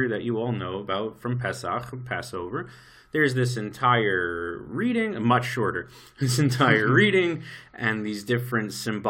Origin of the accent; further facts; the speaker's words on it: New York, United States; moved away as an adult; now in Israel; I grew up in New York.